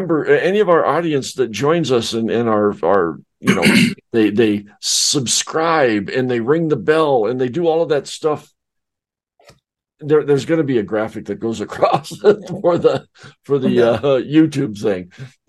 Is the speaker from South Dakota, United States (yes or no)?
yes; South Dakota, United States; also born or lived in Arizona / Colorado / California; Originally, I came from South Dakota. Then I moved down to Arizona. Then I moved up to Colorado. Then I moved over to California. Then I moved back to Arizona. So I've been around.